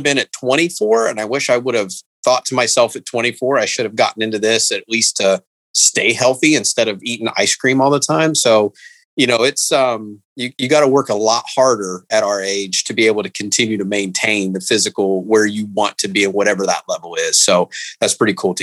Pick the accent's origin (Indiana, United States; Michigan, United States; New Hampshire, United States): Indiana, United States; I grew up in Indiana